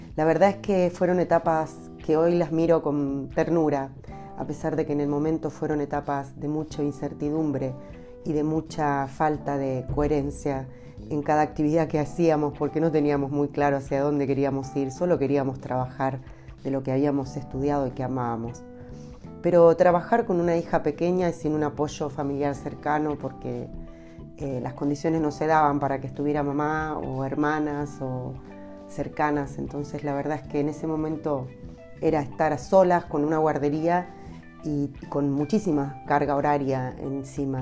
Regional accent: Argentina; moved away as an adult; now in Temuco, Chile; uno como argentina

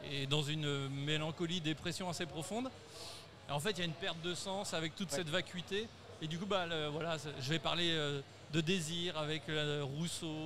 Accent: Montbazon, Centre-Val de Loire, France; je suis de Montbazon.

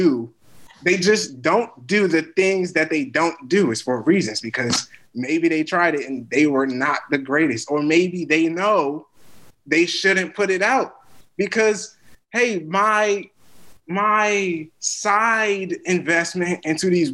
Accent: United States; I'm an American

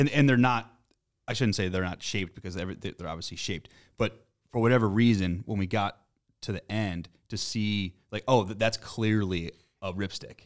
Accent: Boston, Massachusetts, United States; we're from Boston

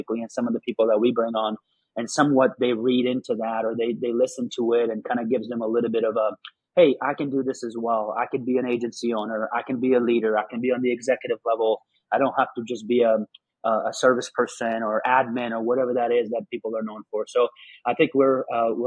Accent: Afghanistan; moved away; I'm originally from Afghanistan.

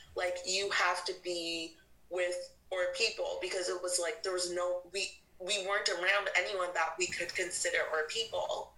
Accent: North Carolina, United States; also born or lived in Canada; I moved to North Carolina was uh, when I was in second grade

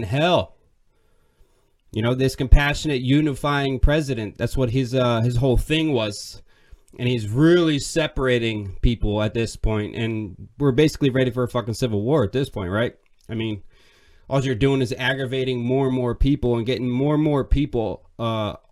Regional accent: Pennsylvania, United States; I'm from Pennsylvania

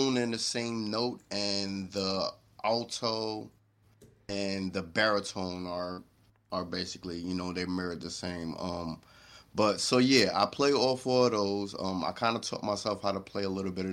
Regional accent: New York City, New York, United States; moved away; I was born and raised in New York City. Harlem to be exact.

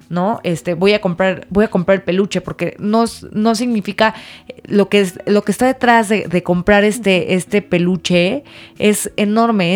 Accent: Mexico; como mexicanos

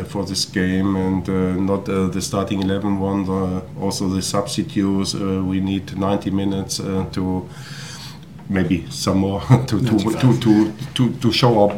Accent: Hanover, Lower Saxony, Germany; English is a second language; moved away as an adult; now in Huddersfield, United Kingdom; my hometown city, Hanover

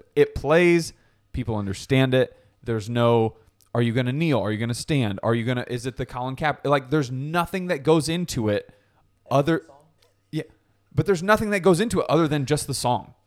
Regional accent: New Haven, Connecticut, United States; I grew up in New Haven

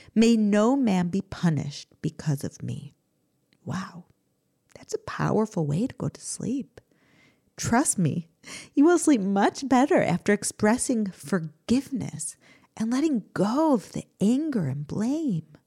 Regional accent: United States; now in Israel; growing up in America

